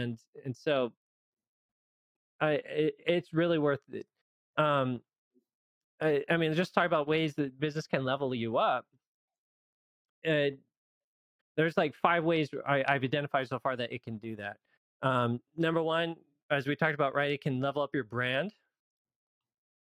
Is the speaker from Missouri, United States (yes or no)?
no; Loma Linda, California, United States; I live in Loma Linda, California, and that's where I grew up